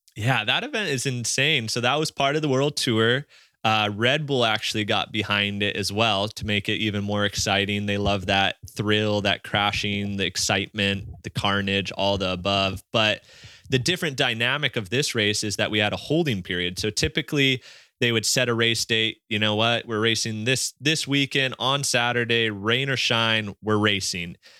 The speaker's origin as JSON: {"language": "English", "area": "Maui", "region": "Hawaii", "country": "United States", "tie": "born or raised there", "said": "as kids growing up here"}